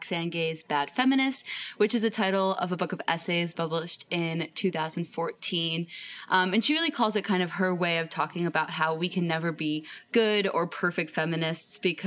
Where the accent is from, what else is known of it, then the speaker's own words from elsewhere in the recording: Cleveland, Ohio, United States; I am from Cleveland, Ohio in the United States.